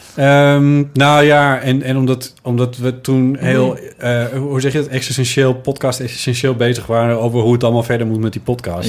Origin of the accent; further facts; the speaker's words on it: Friesland, Netherlands; ik ben geboren in Friesland